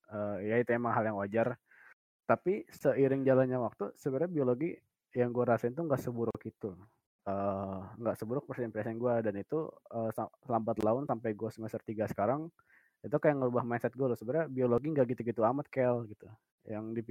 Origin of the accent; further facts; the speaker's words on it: Palembang, South Sumatra, Indonesia; born there; now in Bekasi, Indonesia; Dan gue lahir normal di Palembang 20 Februari 2001 tempat tinggal gue sekarang di Bekasi.